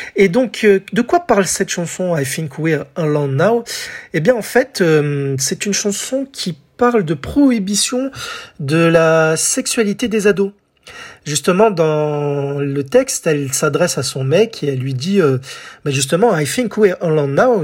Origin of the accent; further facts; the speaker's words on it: France; chez nous en France